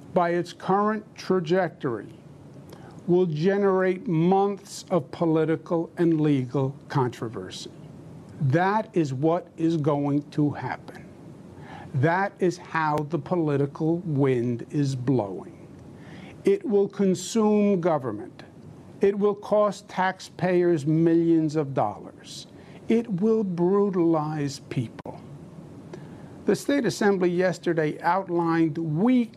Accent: New York, United States; I'm a New Yorker, born and bred

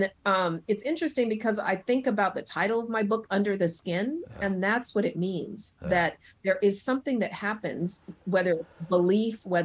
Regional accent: Denver, Colorado, United States; now in Brooklyn, New York, United States; I'm originally from Colorado, the Mile High City. I have excellent lung function because of growing up in that thin air

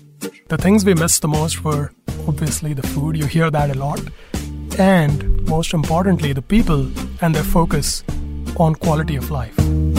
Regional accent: Mumbai, Maharashtra, India; also born or lived in Seattle; now in Austin, United States; I was born in Mumbai and I moved to Austin in 2008. I met my then girlfriend and now wife in this beautiful city as well. I lived here for 6 years and we both moved to Seattle for some opportunities that were presented to us.

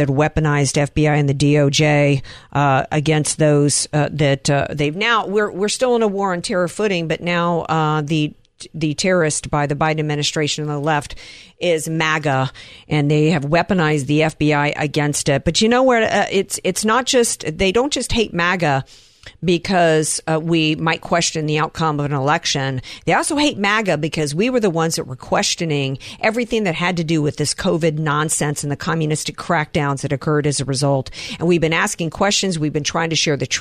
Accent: Louisiana, United States; my attorney general out of Louisiana, my home state

